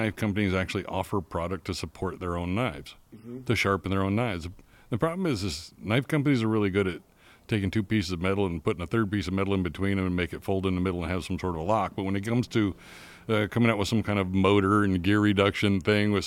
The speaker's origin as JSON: {"language": "English", "town": "Palestine", "region": "West Virginia", "country": "United States", "tie": "born or raised there", "moved": "as an adult", "said": "I grew up in Palestine, West Virginia, population 120."}